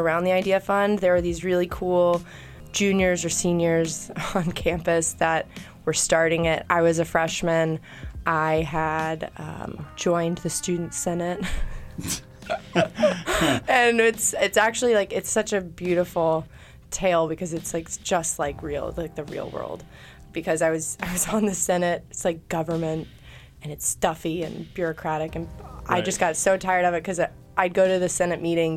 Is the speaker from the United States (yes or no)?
yes; Chattanooga, Tennessee, United States; my hometown, Chattanooga.